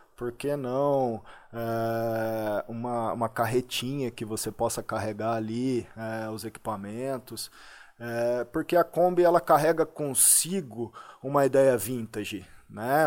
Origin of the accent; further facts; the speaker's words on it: Limeira, São Paulo, Brazil; also born or lived in Poços de Caldas / Muzambinho; Morei ali até um ano de idade. Né? Depois de um ano de idade, eu mudei com a minha família aqui para Santa Terezinha. É, na rua, rua Santa, Santa Terezinha, Terezinha, aqui em Limeira